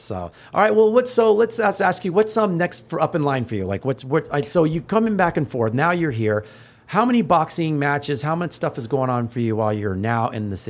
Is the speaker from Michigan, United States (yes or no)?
no; Texas, United States; I grew up in Texas